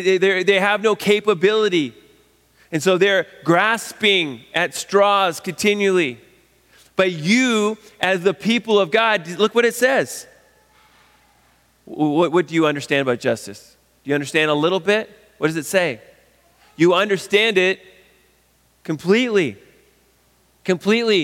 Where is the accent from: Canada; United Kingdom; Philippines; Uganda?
Canada; a Canadian in 2020